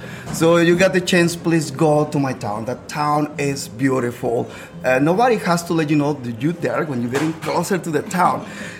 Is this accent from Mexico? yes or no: yes; Tequila, Jalisco, Mexico; English is a second language; moved away as an adult; now in Orlando, United States; So I was born and raised in Tequila, in the town.